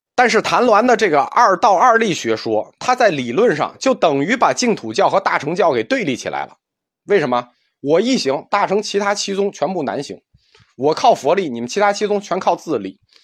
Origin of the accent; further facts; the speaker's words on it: China; 我们中国人